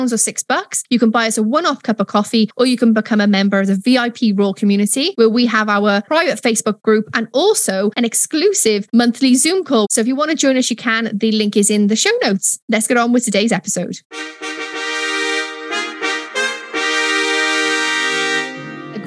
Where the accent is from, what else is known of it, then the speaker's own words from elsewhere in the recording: Wales, United Kingdom; moved away; I'm Welsh through and through